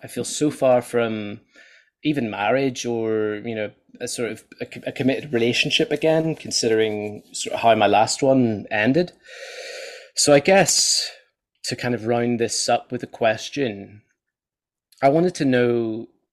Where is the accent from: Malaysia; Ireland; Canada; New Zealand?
Ireland; I'm Irish